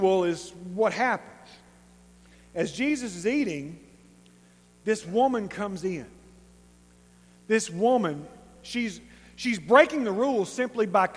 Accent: East Texas, United States; We're East Texan.

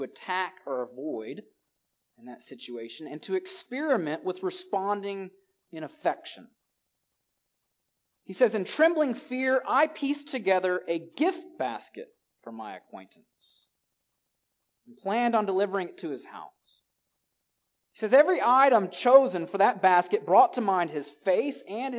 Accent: Alabama, United States; now in California, United States; move to my home state of Alabama

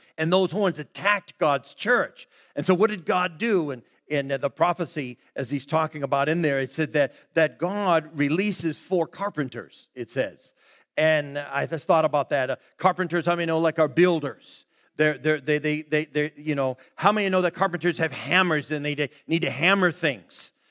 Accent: Brockton, Massachusetts, United States; that became our neighborhood there growing up in Brockton, Mass.

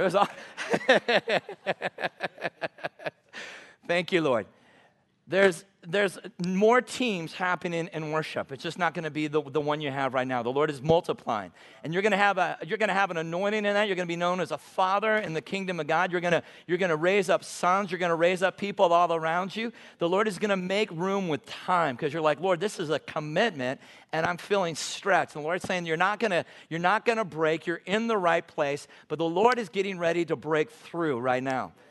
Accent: Long Beach, California, United States; moved away as an adult; now in Great Falls, United States; That's where I grew up in, in Long Beach, California.

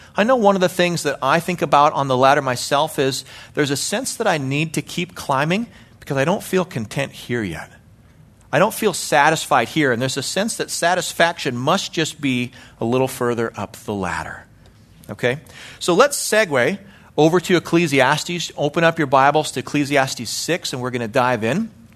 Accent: Calgary, Alberta, Canada; born or raised there; moved away as an adult; now in United States

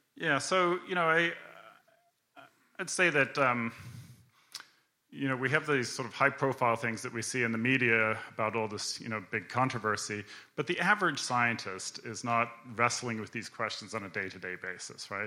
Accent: Canada; I grew up in Canada

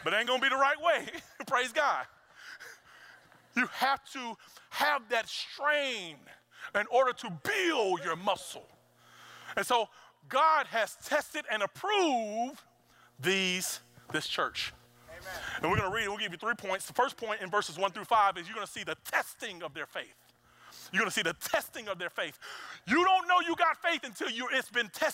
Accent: Mississippi, United States; I'm a boy from Mississippi

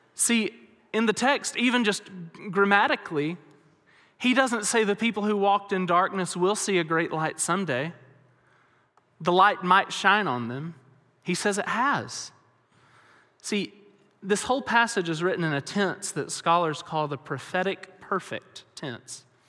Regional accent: Alabama, United States; moved away as an adult; now in West Texas, United States; I grew up in Alabama, which is very, very different than West Texas

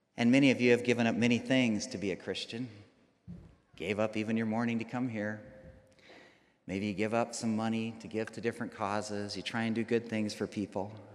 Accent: Rapid City, South Dakota, United States; I grew up here, I grew up in Rapid City.

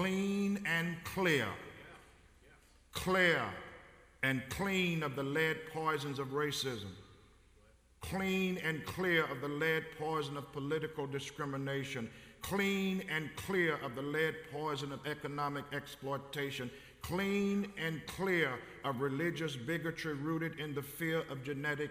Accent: Covington, Tennessee, United States; growing up in West Tennessee in Covington, Tennessee, 36 miles north of Memphis

